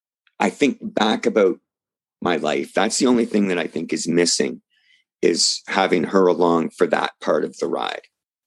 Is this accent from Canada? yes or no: yes; Canada; So see, this is where being a Canadian fan and being somebody that was, you know, reticent about saying no to hopping in a car